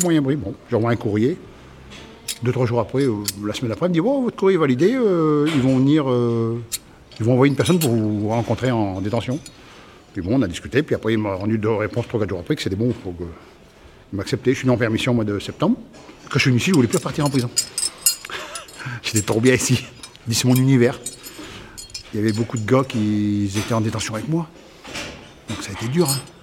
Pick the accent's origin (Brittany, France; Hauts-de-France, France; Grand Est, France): Hauts-de-France, France; Somme; moved away as an adult; Je repartirai chez moi dans la Somme.